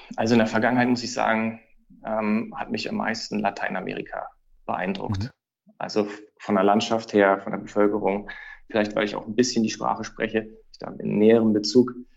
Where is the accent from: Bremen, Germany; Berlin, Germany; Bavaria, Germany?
Berlin, Germany; moved away as an adult; now in Frankfurt, Germany; meine Heimat, das ist die für mich tollste Stadt